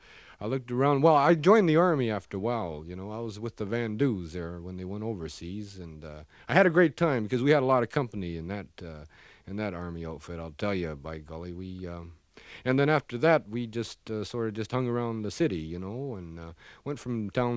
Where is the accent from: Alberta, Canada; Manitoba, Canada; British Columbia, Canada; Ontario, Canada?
British Columbia, Canada; Prince Rupert; born there; I was born up there in Prince Rupert. It's a logging community.